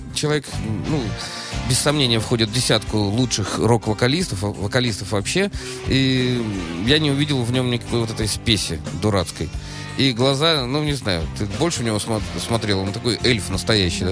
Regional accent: Saint Petersburg, Russia; я из Питера

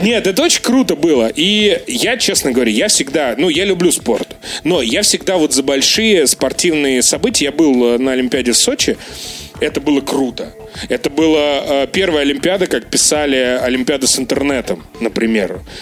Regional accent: Russia; я из России

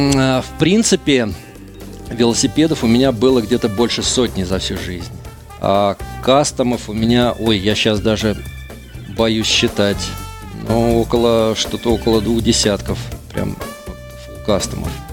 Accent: Saint Petersburg, Russia; Мы петербуржцы.

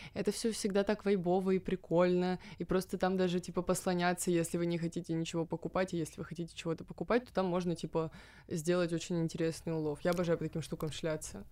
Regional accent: Moscow, Russia; мы и есть этот стереотип

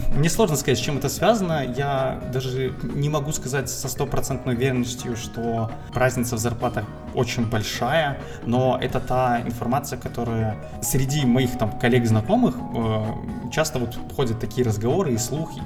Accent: Minsk, Belarus; Я из Минска, а, на данный момент тружусь в качестве программиста

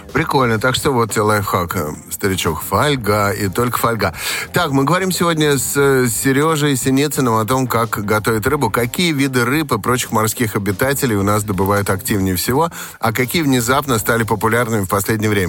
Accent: Estonia; moved away; А мое детство прошло в Эстонии

